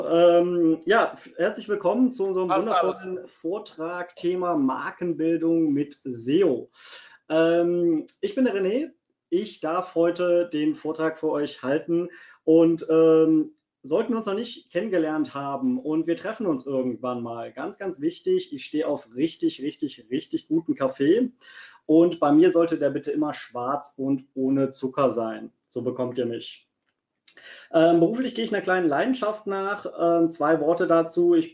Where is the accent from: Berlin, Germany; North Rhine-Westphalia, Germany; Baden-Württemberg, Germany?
North Rhine-Westphalia, Germany; Cologne; born there; Ähm, ich bin ein gebürtiger Kölner. Das ist auch gar nicht so weit von Wiesbaden weg. Man hört es manchmal an meinem Dialekt.